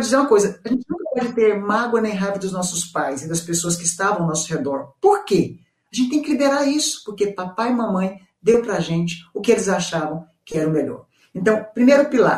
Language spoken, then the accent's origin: Portuguese; Goiânia, Goiás, Brazil; Eu sou de Goiânia, gente, centro-oeste